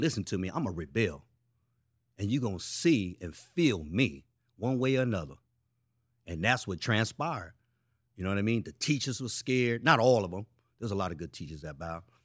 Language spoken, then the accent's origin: English; San Francisco, California, United States; I'm from Frisco.